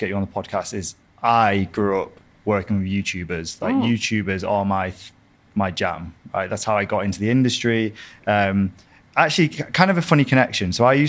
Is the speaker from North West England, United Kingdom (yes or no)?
yes; Blackpool, North West England, United Kingdom; also born or lived in America; I'm from Blackpool originally.